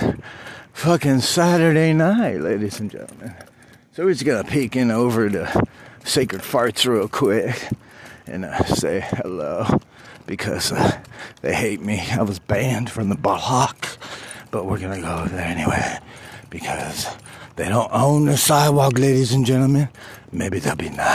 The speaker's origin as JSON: {"language": "English", "region": "California", "country": "United States", "said": "I'm not from Compton. I'm from California."}